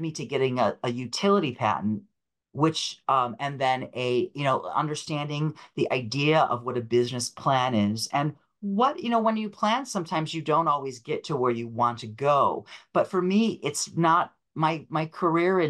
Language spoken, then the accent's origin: English; Rochester, New York, United States; moved away as an adult; also born or lived in Buffalo, New York; now in New York City, United States; I moved from Rochester, Buffalo, or Western New York, Rochester to New York. So I ended up in Brooklyn